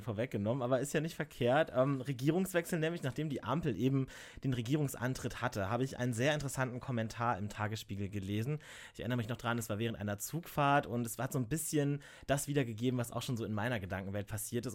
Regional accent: Lower Saxony, Germany; now in Cologne, Germany; Ich komme halt einfach auch aus Niedersachsen und nicht aus NRW, nicht aus dem Rheinland

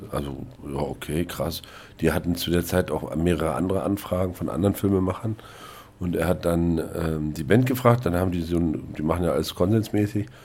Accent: East Germany, Germany; Als Ossi war mir das nicht klar.

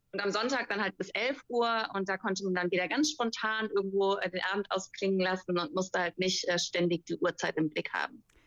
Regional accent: Germany; bei uns in Deutschland

